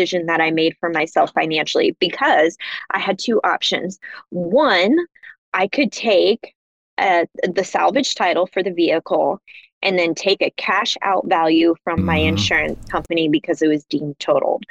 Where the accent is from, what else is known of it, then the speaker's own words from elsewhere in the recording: Kansas City, Missouri, United States; when I was living in Kansas City. That's my hometown